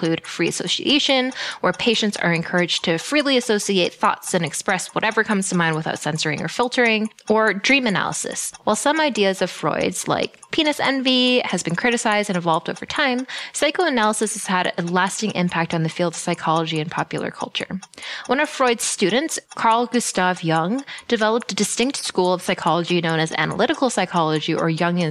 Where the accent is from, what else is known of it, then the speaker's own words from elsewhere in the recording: Canada; My parents immigrated to Canada